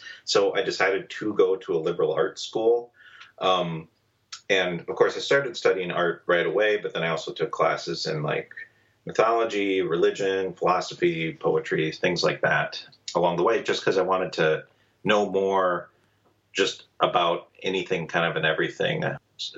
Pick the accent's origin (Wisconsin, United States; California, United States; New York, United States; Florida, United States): Wisconsin, United States; Madison; moved away as an adult; also born or lived in Italy / Milwaukee, Wisconsin; I'm from Madison, Wisconsin, originally. Spent the first 18 years there